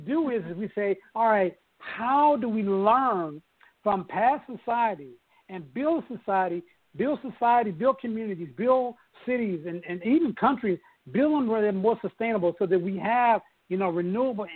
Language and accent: English; Oklahoma City, Oklahoma, United States; I grew up in Oklahoma City